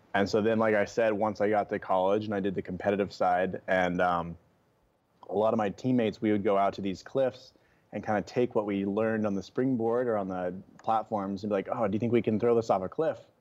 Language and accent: English; Oregon, United States; moved away as an adult; now in Hawaii, United States; I grew up in Oregon, and that's where my, like, passion for the outdoors started